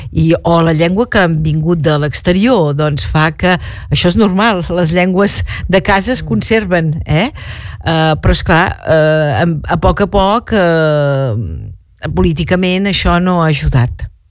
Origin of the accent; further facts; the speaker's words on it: Pineda de Mar, Catalonia, Spain; first language Catalan; now in Amélie-les-Bains, France; el català el vaig trobar a casa meva amb els meus pares, la meva avi, els meus avis, eh, el meu poble, eh, amb tothom parlàvem català i era, era la nostra vida de cada dia, el català. Però això era Catalunya del Sud, eh? eh Pineda de Mar, a un poble eh, més o menys a 30 quilòmetres de Barcelona